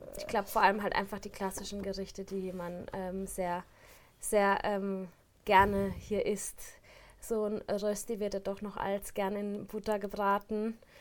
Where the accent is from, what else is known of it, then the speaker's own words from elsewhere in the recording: Baden-Baden, Baden-Württemberg, Germany; now in Switzerland; ich komme aus Baden-Baden